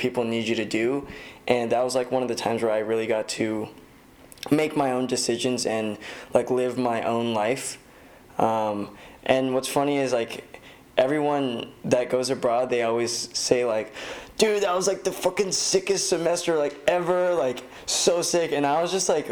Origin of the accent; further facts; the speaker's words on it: Torrance, California, United States; I grew up in Torrance and I go to school like at USC